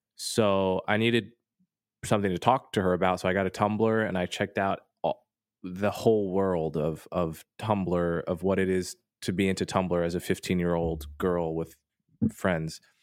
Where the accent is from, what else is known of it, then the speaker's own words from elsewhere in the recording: United States; as an American